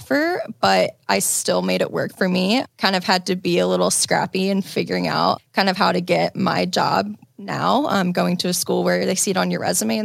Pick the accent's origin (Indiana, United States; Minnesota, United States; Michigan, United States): Indiana, United States; now in Chicago, United States; grew up in Indiana